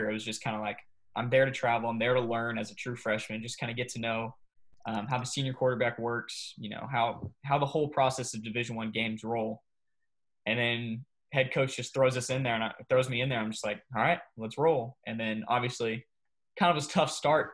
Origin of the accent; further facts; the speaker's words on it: Coppell, Texas, United States; growing up in Coppell, that's the thing to do is play youth football